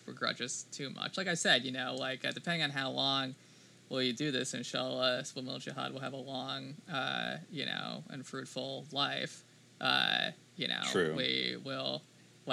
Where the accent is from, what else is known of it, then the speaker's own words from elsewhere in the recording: United States; we're Americans